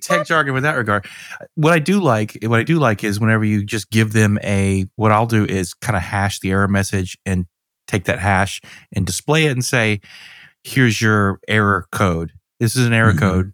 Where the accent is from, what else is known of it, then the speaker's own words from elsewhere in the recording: Georgia, United States; I'm from Georgia